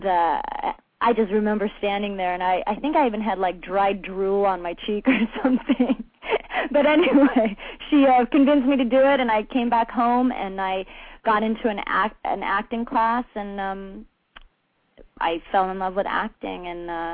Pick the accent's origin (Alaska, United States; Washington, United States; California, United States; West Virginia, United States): California, United States; Los Angeles; born and raised in California, in Los Angeles, a true Valley girl.